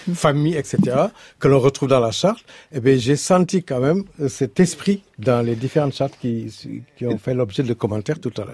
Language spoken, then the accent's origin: French; Senegal; je suis, Wolof, je suis du Sénégal